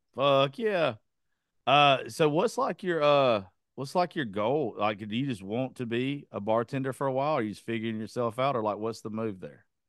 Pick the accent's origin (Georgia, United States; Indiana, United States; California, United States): Georgia, United States; that's where I grew up. I'm in, I'm from Georgia.